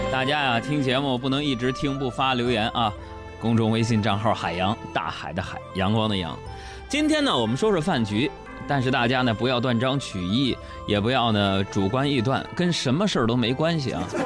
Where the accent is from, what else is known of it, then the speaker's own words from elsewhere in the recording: Northeast China, China; moved away; 我们东北老家有一种饮食文化特别不好